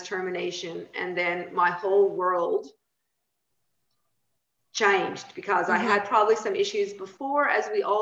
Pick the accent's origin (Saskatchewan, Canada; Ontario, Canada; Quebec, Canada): Saskatchewan, Canada; now in Australia; I grew up in small town Saskatchewan, right next to the Montana border in America.